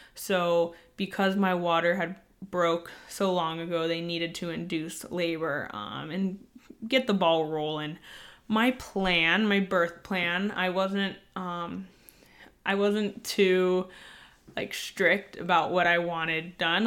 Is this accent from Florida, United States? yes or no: no; San Diego, California, United States; moved away as an adult; now in Virginia, United States; we are both from San Diego, so both of our families still live in San Diego currently